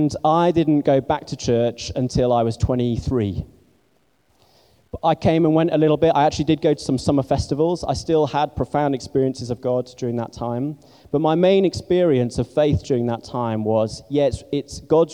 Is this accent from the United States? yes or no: no; Scarborough, Yorkshire and the Humber, United Kingdom; also born or lived in Barnstaple, North Devon; now in London, United Kingdom; And then later on, my family moved up to a place called Scarborough in North Yorkshire. And I did most of my growing up there